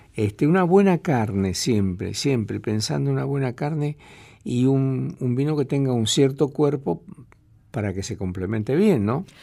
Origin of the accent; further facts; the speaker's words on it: Tucumán, Argentina; soy de más al norte, yo soy de Tucumán